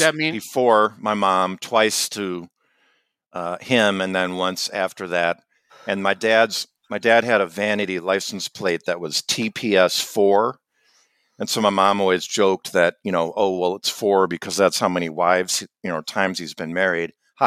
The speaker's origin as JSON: {"language": "English", "town": "Chicago", "region": "Illinois", "country": "United States", "tie": "born or raised there", "said": "So where I grew up on the North Shore of Chicago, they would do this gridiron, what they called it, the gridiron."}